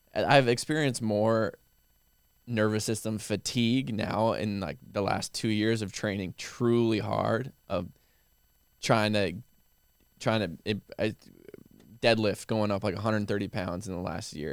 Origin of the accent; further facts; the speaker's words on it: Midwest, United States; now in Austin, United States; growing up in the Midwest